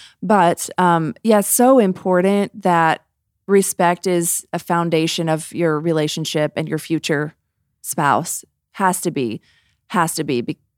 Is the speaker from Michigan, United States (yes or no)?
no; Memphis, Tennessee, United States; I grew up in the South, y'all, outside of Memphis in a suburb of Tennessee, and it was like almost this expected.